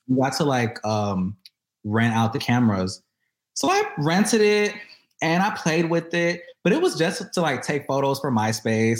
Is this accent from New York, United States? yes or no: no; Houston, Texas, United States; moved away; I am born and raised in Houston